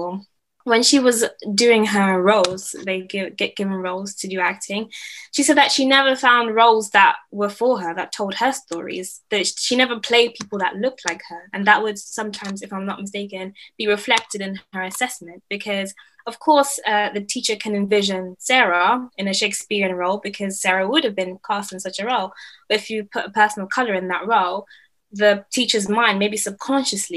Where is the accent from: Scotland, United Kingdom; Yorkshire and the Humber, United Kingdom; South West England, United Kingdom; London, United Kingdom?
London, United Kingdom; I grew up in London, and like everybody here is like ethnic minority